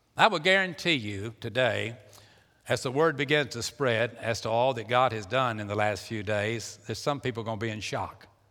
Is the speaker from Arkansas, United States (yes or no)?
no; Pasadena, Texas, United States; I was born in Pasadena, Texas, and I was, uh, lived at four oh two Johnson Street